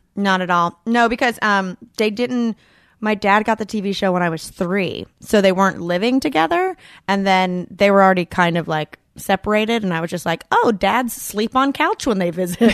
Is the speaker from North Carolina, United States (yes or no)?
yes; Boonville, North Carolina, United States; I'm from a town called Booneville